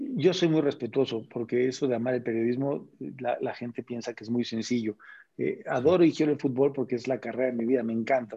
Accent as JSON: {"language": "Spanish", "country": "Mexico", "said": "soy mexicano"}